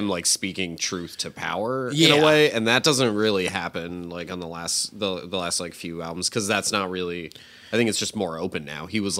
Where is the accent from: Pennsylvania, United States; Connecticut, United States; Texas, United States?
Connecticut, United States; Newtown; born or raised there